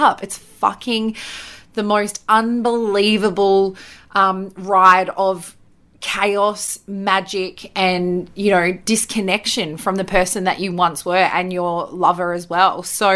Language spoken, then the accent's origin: English; Bathurst, New South Wales, Australia; So my hometown is Bathurst in New South Wales in Australia, and that's where I grew up.